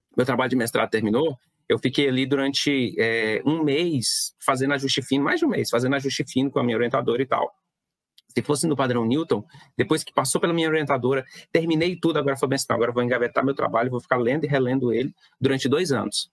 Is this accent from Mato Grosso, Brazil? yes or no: yes; Torixoréu, Mato Grosso, Brazil; also born or lived in Barra do Garças; sou natural de Torixorel, cidade do interior de, de Mato Grosso.